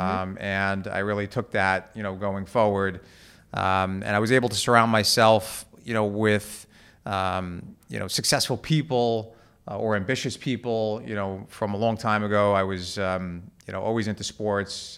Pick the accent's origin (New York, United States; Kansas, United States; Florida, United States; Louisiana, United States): New York, United States; Levittown; I grew up in Levittown, uh, in Long Island